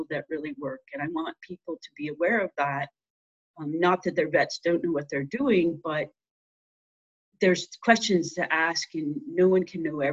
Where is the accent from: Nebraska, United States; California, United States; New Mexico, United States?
Nebraska, United States; moved away as an adult; also born or lived in Iowa / Utah / Montana; now in Colorado, United States; I grew up in Nebraska and I went to vet school at Iowa State